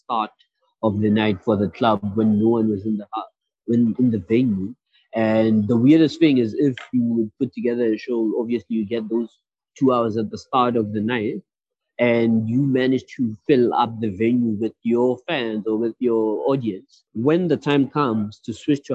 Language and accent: English; Pretoria, Gauteng, South Africa; first language Sesotho; English is a second language; from Pretoria, South Africa